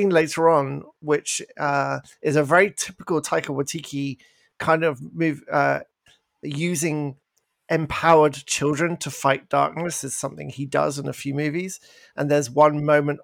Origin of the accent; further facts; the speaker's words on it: England, United Kingdom; moved away; I'm English